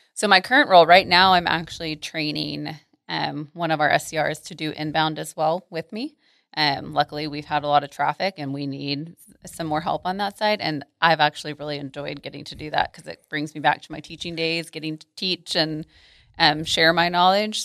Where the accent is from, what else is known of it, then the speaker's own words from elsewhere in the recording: Arlington, Texas, United States; also born or lived in Mansfield, Texas / College Station, Texas; I'm from here. So I grew up in Arlington, in Mansfield, and have never left the Metroplex